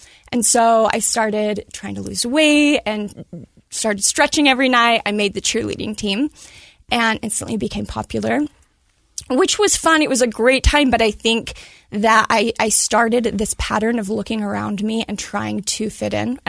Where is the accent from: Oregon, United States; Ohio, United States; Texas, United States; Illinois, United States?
Oregon, United States; Medford; Oregon. So Medford, Oregon, I was born in.